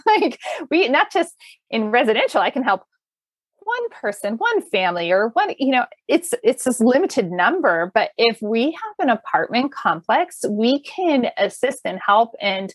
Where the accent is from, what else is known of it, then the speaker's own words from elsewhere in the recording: California, United States; moved away; also born or lived in Colorado Front Range; Growing up in California, living in Colorado's Front Range as it was developing